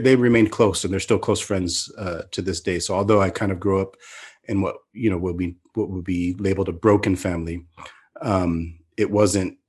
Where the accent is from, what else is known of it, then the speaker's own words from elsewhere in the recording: Mountain View, California, United States; moved away as an adult; now in Turkey; I grew up in in California, in the Bay Area, in the the mid '70s. I was born in 1973 in Mountain View, California